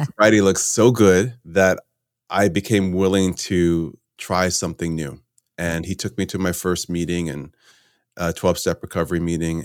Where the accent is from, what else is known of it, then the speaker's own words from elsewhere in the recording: Connecticut, United States; moved away; also born or lived in New York / California; I grew up in Connecticut.